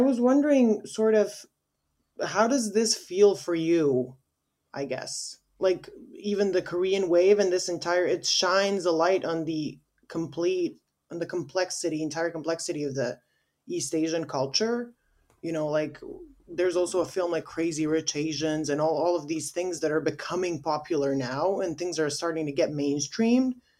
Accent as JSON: {"language": "English", "country": "Bosnia & Herzegovina", "also_born_or_lived": "United States", "said": "we in Bosnia, we have, like, I think sixty percent of our voting population is in diaspora."}